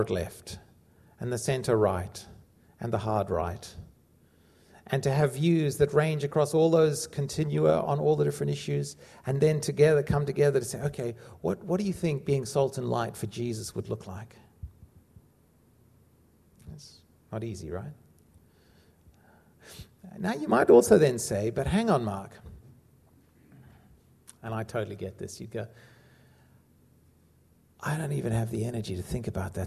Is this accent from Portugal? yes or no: no; South Africa; growing up in South Africa